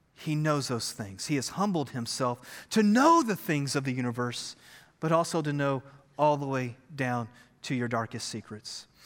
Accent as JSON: {"language": "English", "region": "Texas", "country": "United States", "said": "We are Texans"}